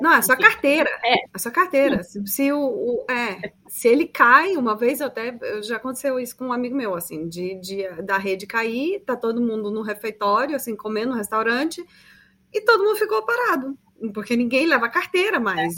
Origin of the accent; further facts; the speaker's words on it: Brazil; nós brasileiros